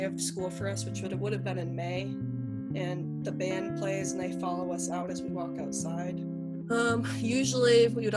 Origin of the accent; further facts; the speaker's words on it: Port Huron, Michigan, United States; I'm from Michigan. I used to go to Port Huron High School